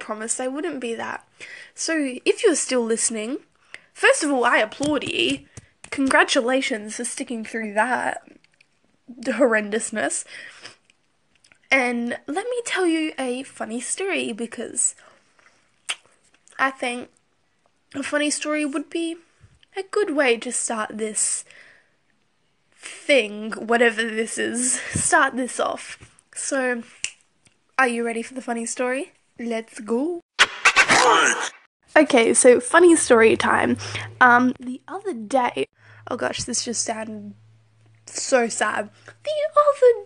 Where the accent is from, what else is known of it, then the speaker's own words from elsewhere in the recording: Australia; I'm Australian